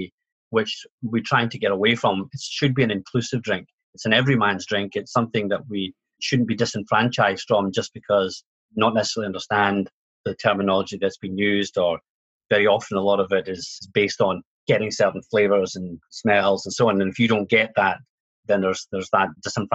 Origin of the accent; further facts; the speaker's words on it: Scotland, United Kingdom; being Scottish